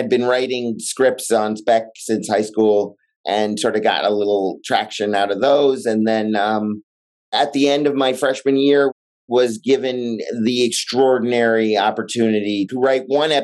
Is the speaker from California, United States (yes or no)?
yes; Los Angeles, California, United States; I grew up in Los Angeles